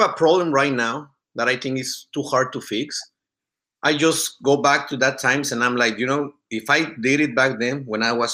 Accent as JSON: {"language": "English", "country": "Mexico", "moved": "yes", "lives_now": "Corona, United States", "said": "I'm from Mexico. And I came here like 15 years ago."}